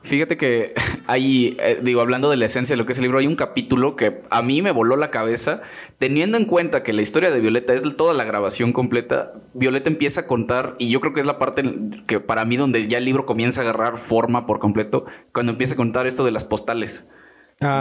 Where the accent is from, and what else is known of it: Mexico